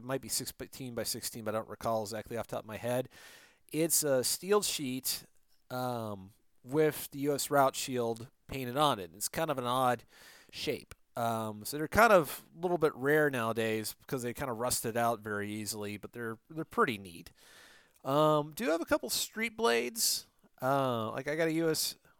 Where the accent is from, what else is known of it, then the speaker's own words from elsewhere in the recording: Detroit, Michigan, United States; also born or lived in Orlando / Phoenix; I got a lot of the stuff from Michigan because I'm originally from the Detroit area.